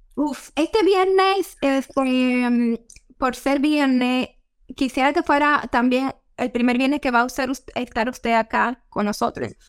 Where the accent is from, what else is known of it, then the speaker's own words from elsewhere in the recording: Dominican Republic; now in United States; yo nací y me crié en la República Dominicana